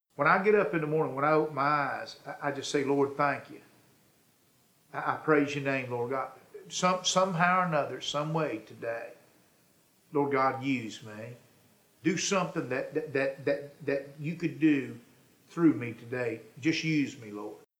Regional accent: Flower Mound, Texas, United States; moved away as an adult; now in Nashville, United States; I was born and raised in Flower Mound, Texas

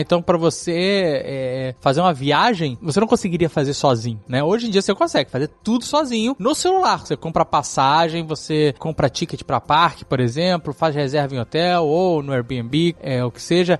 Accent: Brazil

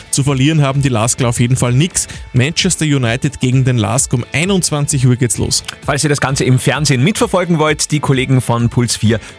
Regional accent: Upper Austria, Austria; Bisher war es ja bei uns in Oberösterreich immer so

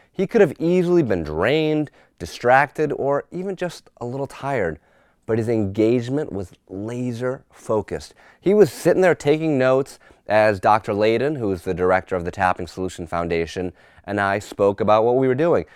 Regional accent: Newtown, Connecticut, United States; my hometown of Newtown, Connecticut

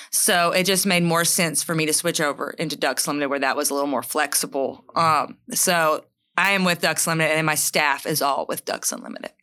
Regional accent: Charleston, Mississippi, United States; I grew up in Tallahatchie County, in Charleston, Mississippi

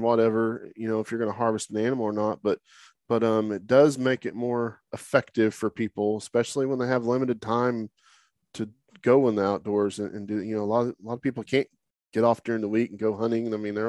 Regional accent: Oklahoma, United States; moved away as an adult; now in Texas, United States; growing up in Oklahoma

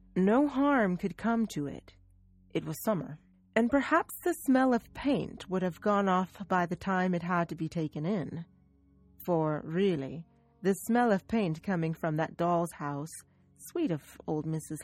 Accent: United States; I am an American. I'm from the United States, in fact.

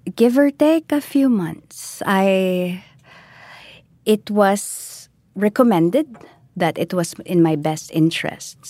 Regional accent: Philippines; I am Filipino

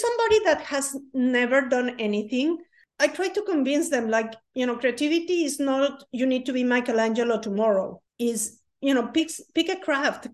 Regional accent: Mexico; moved away as an adult; now in United States; I'm from Mexico. In Mexico, it's very common that you do a lot of things

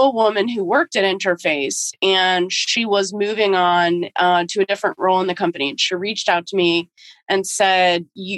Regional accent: Michigan, United States; I grew up in Michigan

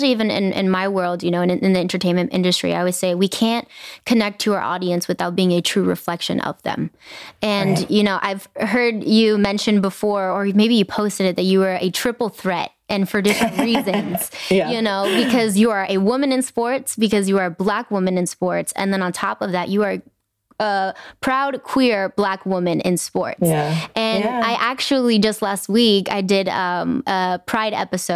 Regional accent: Inglewood, California, United States; I grew up in Inglewood, it's a brown and Black community

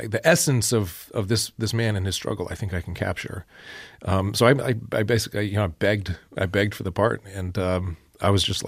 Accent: Niceville, Florida, United States; Niceville, Florida is

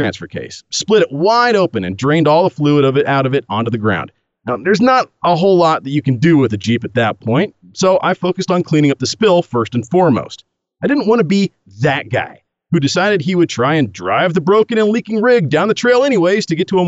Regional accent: Oregon, United States; I'm from Oregon, land of the Birkenstock-wearing, tree-hugging, Prius-driving granola chuggers

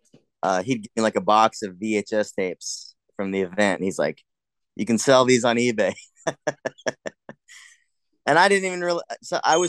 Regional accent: New Smyrna Beach, Florida, United States; moved away as an adult; also born or lived in California; I was driving from New Smyrna

